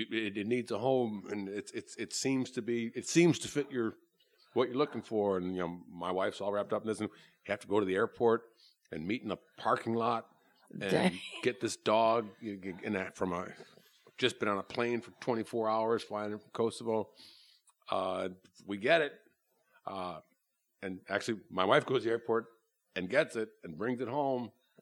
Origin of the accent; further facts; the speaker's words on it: Chicago, Illinois, United States; I'm from Chicago originally.